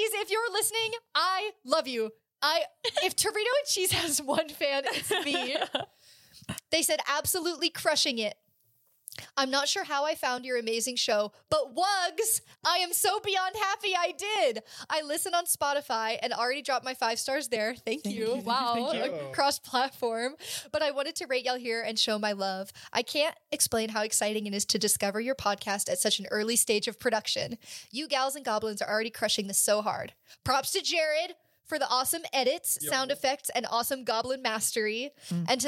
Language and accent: English; Fort Worth, Texas, United States; Fort Worth, which is my hometown